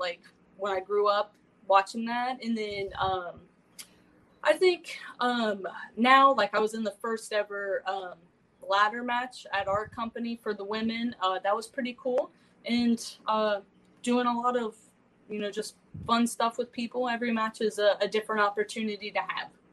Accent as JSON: {"language": "English", "town": "Compton", "region": "California", "country": "United States", "said": "I'm straight from Compton, California"}